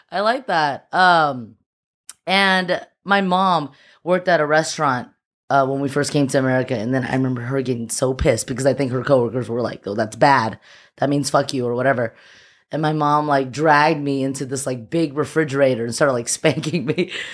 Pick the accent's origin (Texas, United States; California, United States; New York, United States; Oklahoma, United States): California, United States; Alhambra; also born or lived in Shanghai, China / Temple City, California; I was born in Shanghai, and I, uh, moved to the U S when I was, like, four. I moved to Alhambra, the six two six